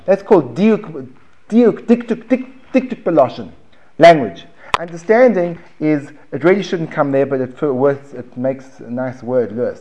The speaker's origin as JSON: {"language": "English", "country": "United States", "accent": "American", "said": "my American accent"}